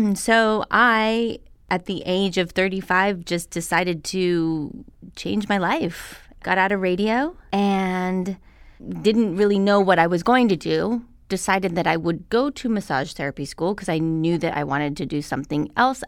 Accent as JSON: {"language": "English", "town": "Albuquerque", "region": "New Mexico", "country": "United States", "tie": "born or raised there", "moved": "yes", "lives_now": "Los Angeles, United States", "said": "I came from Albuquerque, New Mexico."}